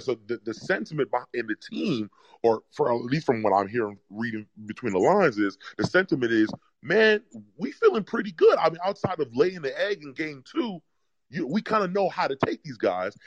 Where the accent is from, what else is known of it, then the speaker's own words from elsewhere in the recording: New York, United States; I'm from New York